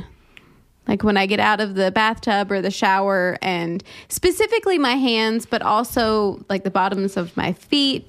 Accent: North Carolina, United States; moved away; I'm from North Carolina.

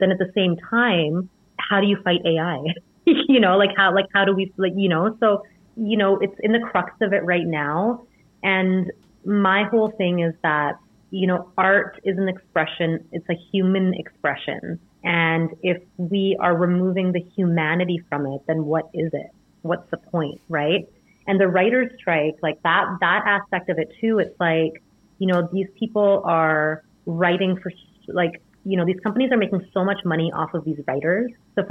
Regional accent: India; it's something that I grew up studying in India.

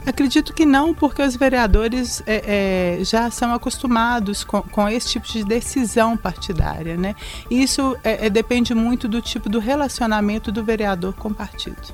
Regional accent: Belo Horizonte, Minas Gerais, Brazil; also born or lived in São Sebastião do Maranhão, Minas Gerais; nasci numa cidade chamada São Sebastião do Maranhão, perto de Santa Maria do Suaçuí. Mas a minha família veio para cá comigo comigo, eu tinha dois anos de idade, morei a minha infância na Vila Semic, na região do Barreiro

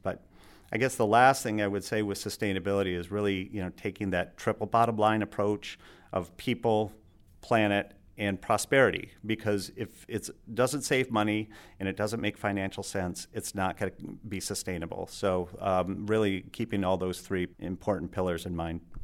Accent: Alpena, Michigan, United States; also born or lived in Grosse Pointe, Michigan / Ann Arbor, Michigan / Traverse City, Michigan; I grew up in Alpena

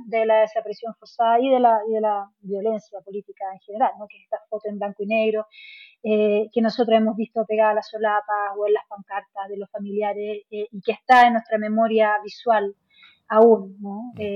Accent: Chile

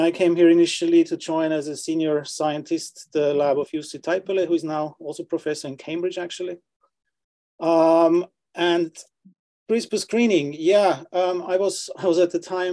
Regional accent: Austria; moved away as an adult; also born or lived in London, United Kingdom / Oxford, United Kingdom; now in Sweden; I'm originally from Austria

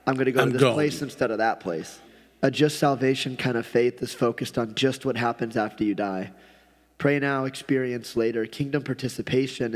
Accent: United States; I was born here

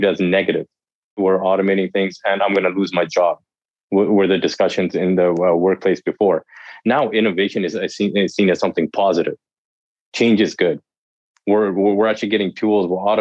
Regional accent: Canada; I'm from Canada

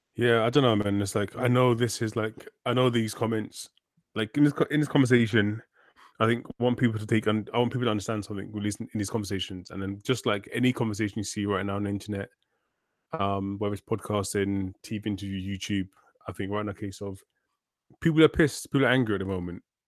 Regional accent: London, United Kingdom; I grew up, I grew up in London.

